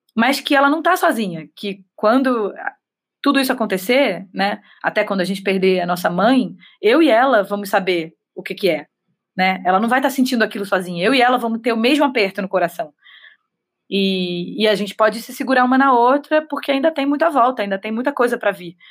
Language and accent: Portuguese; Rio de Janeiro, Brazil; Sou cria de Vila Isabel da Mangueira